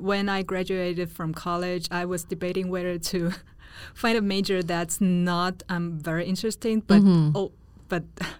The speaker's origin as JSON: {"language": "English", "country": "Taiwan", "tie": "born or raised there", "said": "as a girl growing up in Taiwan"}